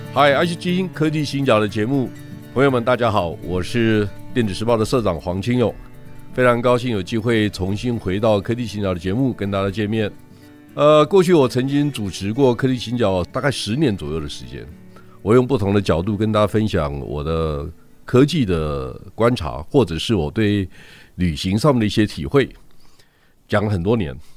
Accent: Yilan County, Taiwan; 我是宜兰人

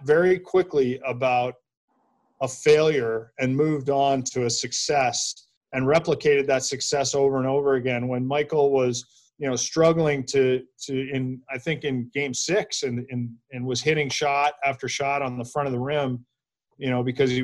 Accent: Canada; we're all Canadian

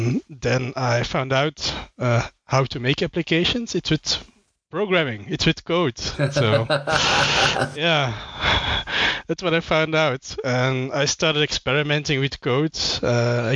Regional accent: Belgium; I'm from Belgium.

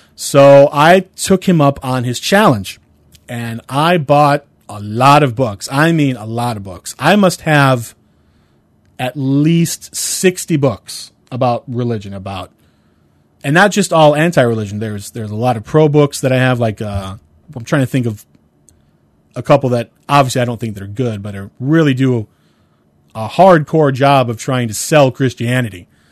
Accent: Cleveland, Ohio, United States; I'm from Cleveland

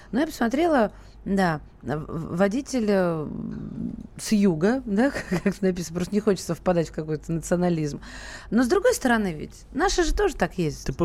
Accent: Kazakhstan; Я сам лично приехал из Казахстана, получив гражданство, меняю права. В Казахстане я не учился

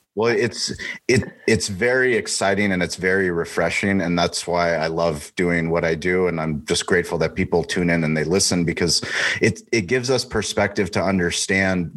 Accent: San Diego, California, United States; now in Austin, United States; I'm from San Diego. I grew up in San. Diego

